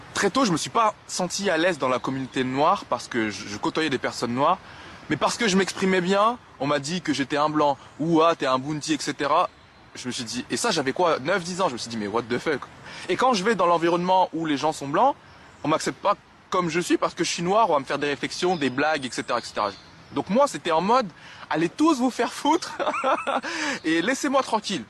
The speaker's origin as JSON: {"language": "French", "country": "France", "tie": "born or raised there", "said": "je suis né en France. J'ai fait toute ma scolarité dans le privé"}